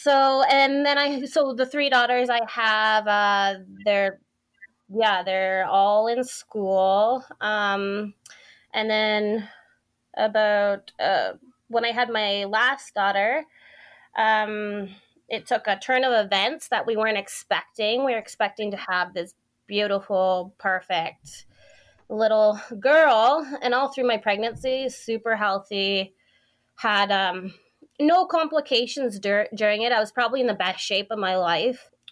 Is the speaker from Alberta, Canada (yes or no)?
yes; Airdrie, Alberta, Canada; I'm from Airdrie, Alberta.